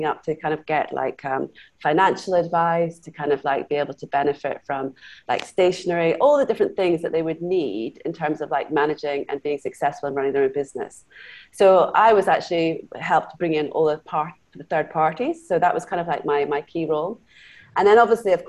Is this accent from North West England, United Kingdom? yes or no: no; Scotland, United Kingdom; moved away as an adult; also born or lived in Glasgow / London; now in Singapore; I was actually grew up in Scotland. I'm half Canadian, half Scottish